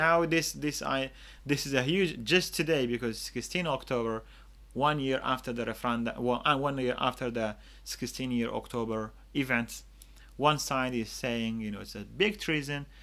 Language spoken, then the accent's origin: English; Choman, Kurdistan Region, Iraq; I have lived in the Kurdistan region all my life, and other than two years that I studied outside